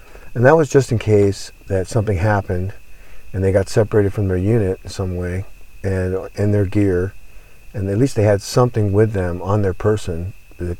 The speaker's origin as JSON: {"language": "English", "region": "Southern California", "country": "United States", "tie": "born or raised there", "said": "I grew up in Southern California. I went to school there. I was born there."}